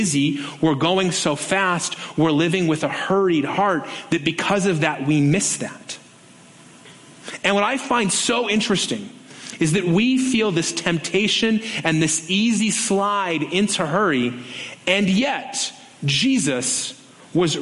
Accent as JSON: {"language": "English", "town": "Las Vegas", "region": "Nevada", "country": "United States", "tie": "born or raised there", "said": "growing up on the Strip"}